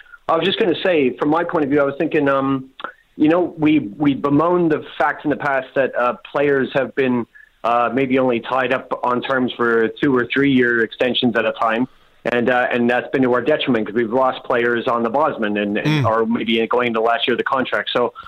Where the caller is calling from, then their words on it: London, United Kingdom; I'm calling from London.